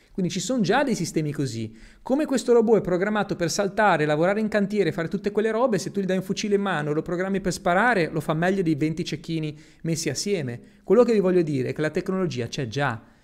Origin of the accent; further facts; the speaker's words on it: Italy; moved away as an adult; also born or lived in Spain; now in Dubai, United Arab Emirates; io sono nato in Italia, però sono cresciuto praticamente in Spagna